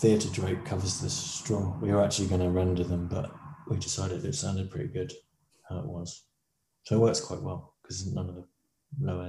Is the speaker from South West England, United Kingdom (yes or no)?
yes; Salisbury, South West England, United Kingdom; moved away as an adult; also born or lived in London / Guildford; now in Brighton, United Kingdom; I grew up in Salisbury, and then after university, lived in London and Guildford, and then moved to Brighton